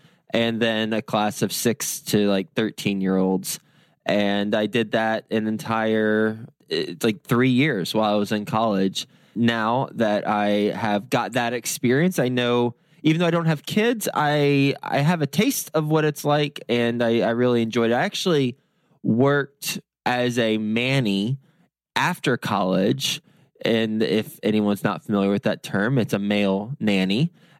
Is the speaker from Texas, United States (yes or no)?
yes; Lubbock, Texas, United States; moved away as an adult; now in New York City, United States; I moved from Lubbock, Texas, so cows and cotton, to New York City, skyscrapers and no sun.